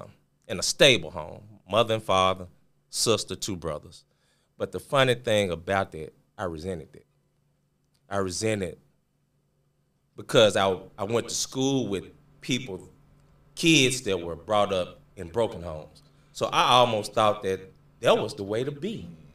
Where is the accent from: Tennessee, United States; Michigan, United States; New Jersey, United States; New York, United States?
Tennessee, United States; Memphis; I'm originally from Memphis, Tennessee, born and raised. Went to school here in Memphis, and went to college at Arkansas State.